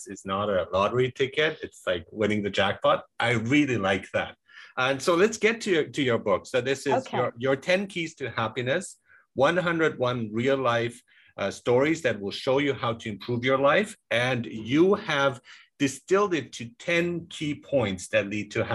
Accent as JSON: {"language": "English", "country": "Germany", "tie": "born or raised there", "said": "had a pretty gruff Latin teacher in high school in Germany when I was growing up"}